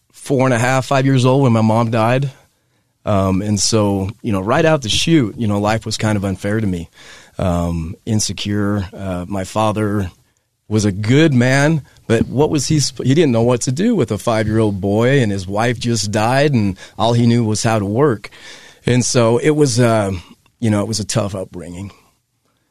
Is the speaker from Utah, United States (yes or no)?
yes; Hooper, Utah, United States; I grew up in Hooper, Utah